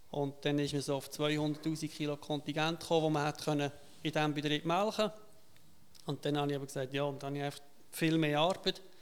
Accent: Wisen, Solothurn, Switzerland; Ich bin Wiesner. Aha. Ich bin auch Solothurner. Und das ist auch ein bisschen von der Geschichte her. Wir sind Solothurner, aber Solothurn ist weit weg.

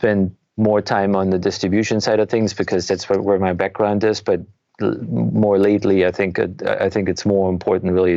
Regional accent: Germany; moved away as an adult; now in United States; I'm actually originally from Germany. So I moved to the US in 1997

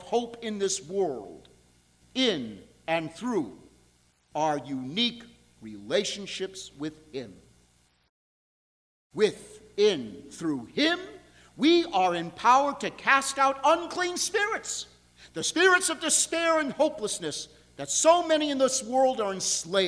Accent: New York, United States; now in Buffalo, United States; I'm from New York.

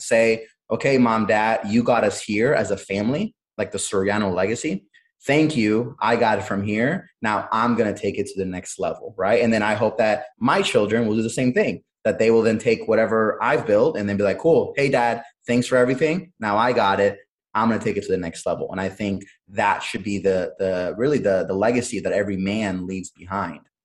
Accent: Cleveland, Ohio, United States; also born or lived in Honduras; I was born in Honduras, but I came over to the United States at a very, very young age. I was six years old, um, so practically grew up here and um, grew up in Cleveland, Ohio

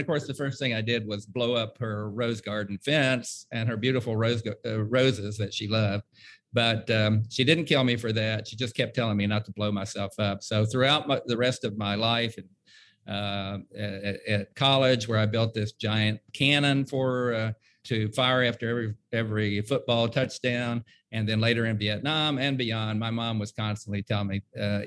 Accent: West Virginia, United States; now in Huntsville, Alabama, United States; a memoir of me growing up in West Virginia and building rockets

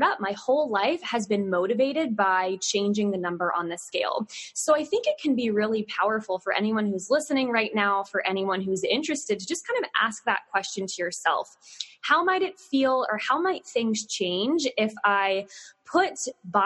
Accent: Southern Virginia, United States; growing up in the South, not as South as you, but Southern Virginia

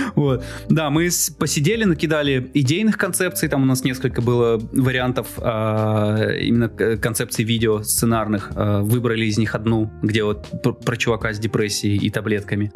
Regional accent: Izhevsk, Udmurtia, Russia; moved away; я из Ижевска давно переехал

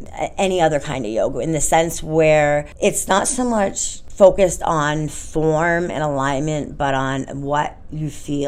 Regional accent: Orange, Massachusetts, United States; I'm from Orange, Massachusetts, yeah.

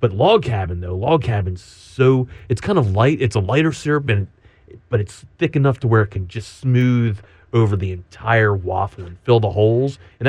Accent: Northeast, United States; now in Austin, United States; So I'm from the Northeast.

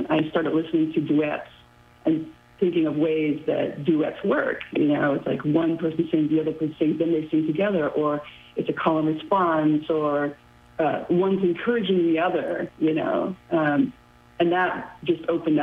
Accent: Netherlands; also born or lived in upstate New York, United States; now in New York, United States; the life that I sort of left behind of my home country, that's the Netherlands

